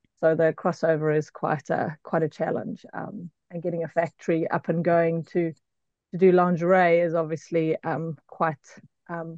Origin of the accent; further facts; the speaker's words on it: South Africa; moved away as an adult; now in Auckland, New Zealand; So I'm originally from South Africa. We immigrated to New Zealand 5.5 years ago.